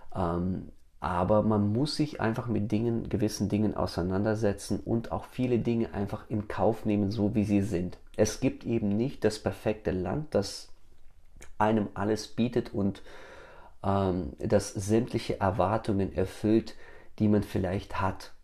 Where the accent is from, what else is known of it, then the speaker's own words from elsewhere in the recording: Germany; moved away as an adult; also born or lived in Kyrgyzstan; now in United States; als ich mit sieben Jahren nach Deutschland gemeinsam mit meiner Familie migriert bin. Ja, ich meine, es ist natürlich klar, ich war sieben Jahre alt, ein Knirps. Ich wurde in Deutschland eingeschult, ich bin dort aufgewachsen